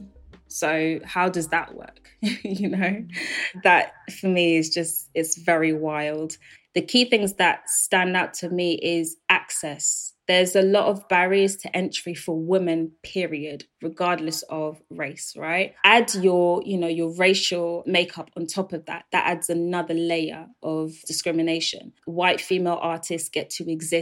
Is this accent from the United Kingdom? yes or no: yes; London, United Kingdom; I was born in London, but also bilingual as well.